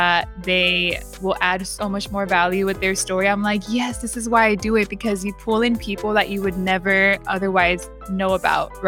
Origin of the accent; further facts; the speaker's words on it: San Diego, California, United States; I'm from San Diego